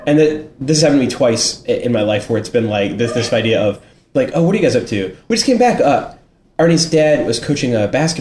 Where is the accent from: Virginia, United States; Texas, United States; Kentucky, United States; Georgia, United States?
Virginia, United States; Richmond; I grew up in Richmond, Virginia